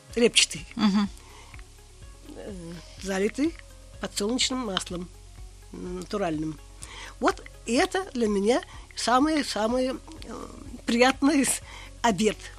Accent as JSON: {"language": "Russian", "country": "Russia", "tie": "born or raised there", "lives_now": "Kazan, Russia", "said": "Я выросла на Каме."}